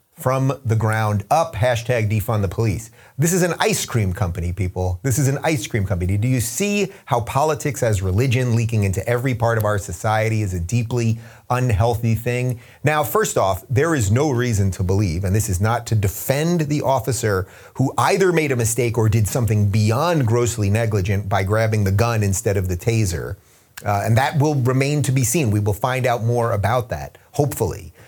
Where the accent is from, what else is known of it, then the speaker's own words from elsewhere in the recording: Long Island, New York, United States; also born or lived in Brooklyn / Manhattan / New Jersey; I grew up in Long Island